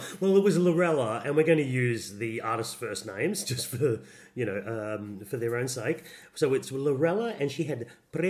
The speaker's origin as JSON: {"language": "English", "country": "Australia", "said": "We are Australian."}